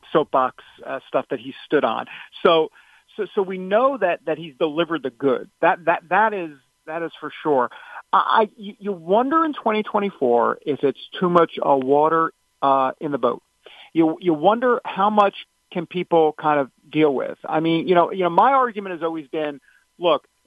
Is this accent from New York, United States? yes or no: yes; New York, United States; I'm from New York.